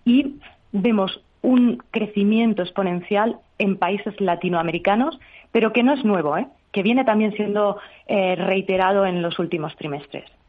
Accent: Extremadura, Spain; yo, como buena extremeña

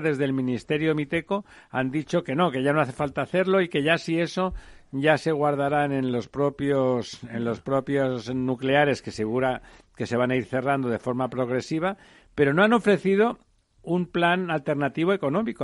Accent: Catalonia, Spain; Yo soy catalán y si no les importa me siento plenamente español al mismo tiempo

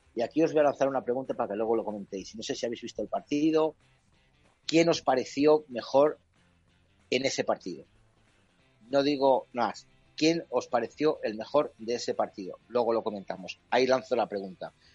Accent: Valladolid, Castile and León, Spain; como vallisoletano

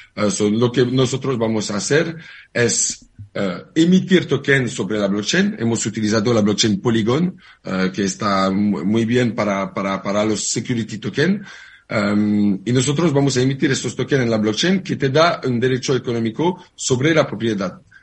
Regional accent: France; Spanish is a second language; moved away as an adult; now in Barcelona, Spain

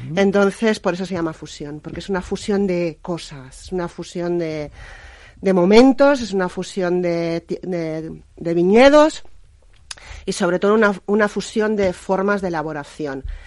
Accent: Aranda de Duero, Castile and León, Spain; moved away as an adult; also born or lived in Madrid; volverme a vivir a mi tierra, Ribera del Duero, Aranda de Duero, yo soy arandina de nacimiento

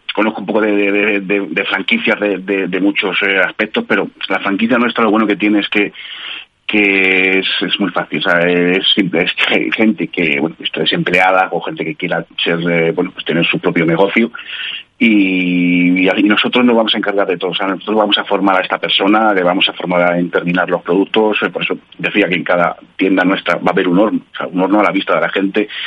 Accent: Madrid, Community of Madrid, Spain; yo que soy de aquí de Madrid, bueno, haya vivido por muchos sitios

